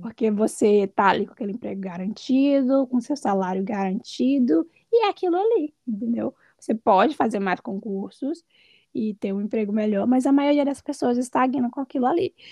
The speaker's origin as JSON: {"language": "Portuguese", "town": "Brasília", "region": "Federal District", "country": "Brazil", "moved": "as an adult", "lives_now": "Oregon, United States", "said": "eu sou de Brasília, mas atualmente eu moro em Oregon, nos Estados Unidos"}